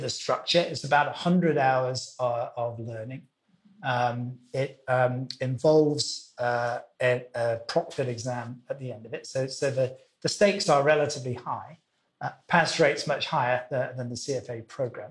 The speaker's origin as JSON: {"language": "English", "region": "Wales", "country": "United Kingdom", "tie": "born or raised there", "also_born_or_lived": "London / Zurich / Miami / Singapore", "moved": "yes", "lives_now": "Hong Kong", "said": "I was born in Wales, uh, which is the western country of the of the UK."}